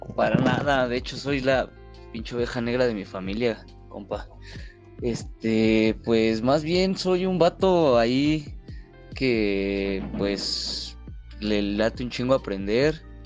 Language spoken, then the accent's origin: Spanish; Mexico City, Mexico; yo soy de la Magdalena Contreras.